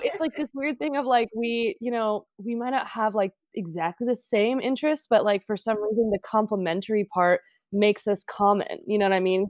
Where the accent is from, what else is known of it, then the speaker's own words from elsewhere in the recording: Los Angeles, California, United States; we grew up in Los Angeles.